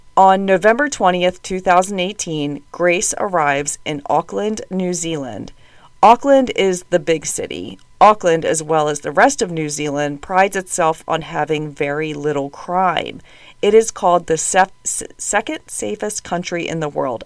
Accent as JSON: {"language": "English", "country": "United States", "accent": "strong American", "said": "my strong American accent"}